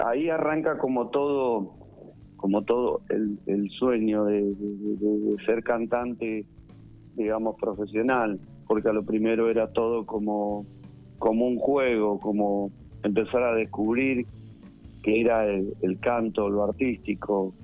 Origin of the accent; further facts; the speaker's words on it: Pigüé, Buenos Aires Province, Argentina; Nacido y criado en Pigüé